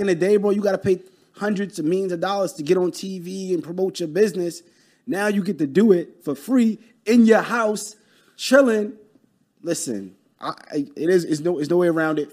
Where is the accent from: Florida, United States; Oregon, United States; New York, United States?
New York, United States; New York City; I'm from Brooklyn